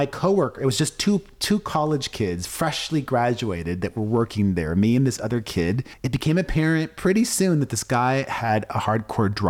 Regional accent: Miami, Florida, United States; now in Las Vegas, United States; I grew up in Miami understanding that to be a Latino, to be Cuban

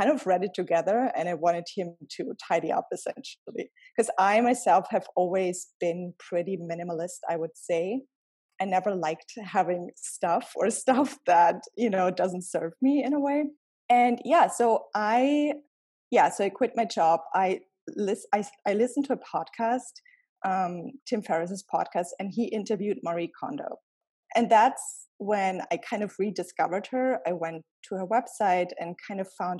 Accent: around Munich, Bavaria, Germany; moved away as an adult; also born or lived in Cleveland, Ohio; now in New York City, United States; I grew up around the city of Munich, and I came to the United States about 10 years ago

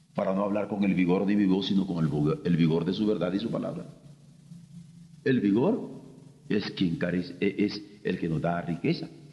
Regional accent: Mexico; como mexicanos en el grupo Contadora

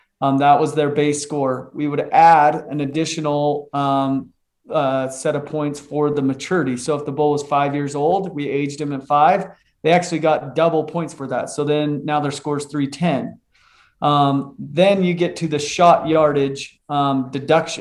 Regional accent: Utah, United States; I'm a born and raised in Utah kid out west. Grew up just in a small town just south of Salt Lake

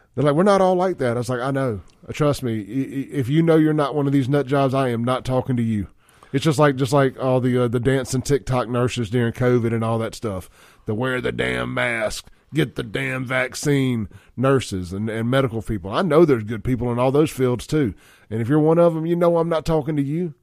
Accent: Castile Drive, Mississippi, United States; I grew up on Castile Drive

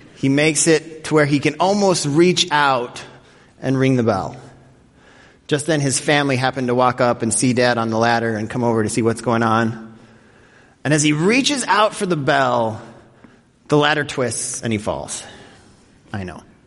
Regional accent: Denver, Colorado, United States; growing up in Denver, Colorado, every year my family would go to Elitch Gardens

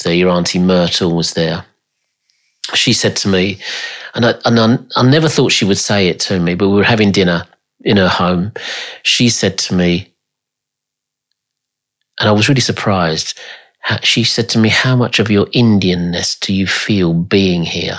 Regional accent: United Kingdom; accent: clipped English; in Britain, you know, we queue.

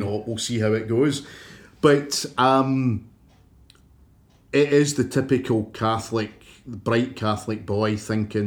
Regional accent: Clydebank, Scotland, United Kingdom; when you and I were growing up in Clydebank

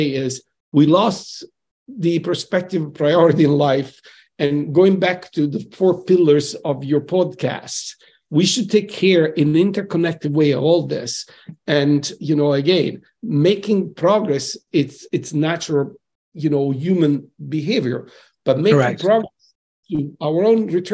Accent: Salerno, Campania, Italy; now in Boston, United States; I'm coming from Salerno, at the south of Italy

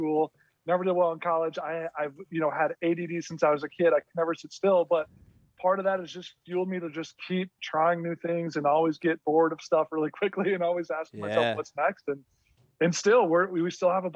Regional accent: Minnesota, United States; I grew up in Minnesota.

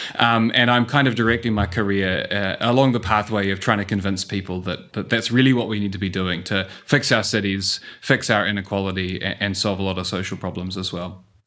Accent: New Zealand; accent: New Zealand; moved away as an adult; also born or lived in Singapore; as you can tell from the accent, um, I'm a New Zealander.

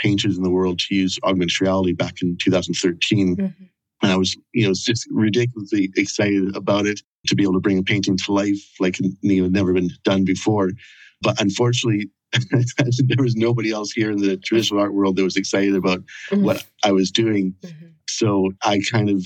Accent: Canada; moved away as an adult; now in Edinburgh, United Kingdom; I'm originally from Canada, but after a few years of backpacking around the world, I ended up in Scotland in 1999 and decided to stay.

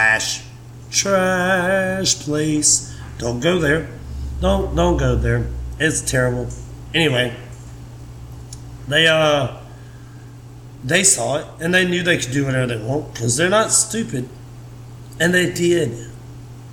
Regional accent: Meridian, Mississippi, United States; now in Tuscaloosa, United States; I grew up in Meridian, Mississippi.

